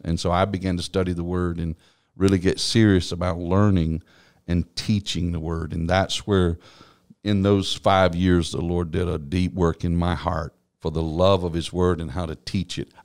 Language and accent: English; East Texas, United States; also born or lived in Norman, Oklahoma; now in Columbus, United States; I grew up in what I call the heart of Texas. It's East Texas